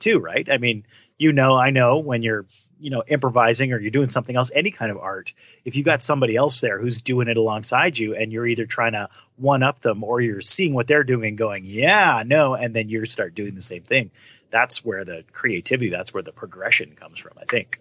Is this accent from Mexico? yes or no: no; Canada; I'm Canadian